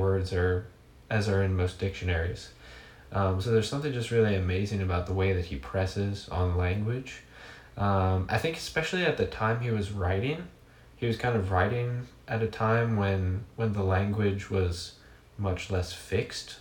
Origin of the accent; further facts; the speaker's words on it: New Orleans, Louisiana, United States; also born or lived in Dallas, Texas; now in Hot Springs, United States; I grew up in New Orleans